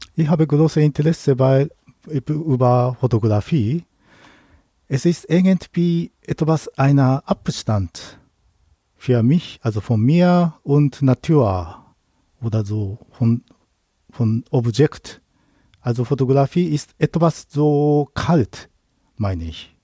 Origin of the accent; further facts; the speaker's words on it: Tsukuba, Ibaraki, Japan; German is a second language; moved away as an adult; now in Germany; Ich komme aus Tokio, äh, näher von Tokio, aber meine Heimat heißt Tsukuba, also kleiner Dorf.